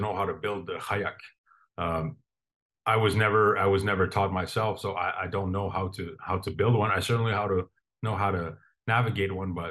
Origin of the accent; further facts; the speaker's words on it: Puvirnituq, Quebec, Canada; my hometown of Povilintuk, which is in Nunavik, the northern part of Canada.